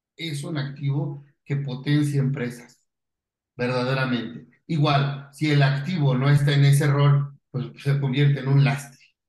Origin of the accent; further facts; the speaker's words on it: Pachuca, Hidalgo, Mexico; Yo soy de Pachuca, tengo unos coworking institutos en Pachuca